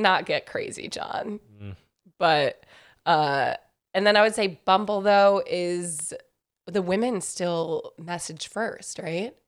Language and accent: English; New York, United States; also born or lived in Raleigh, North Carolina; I grew up in New York, and then I went to school in North Carolina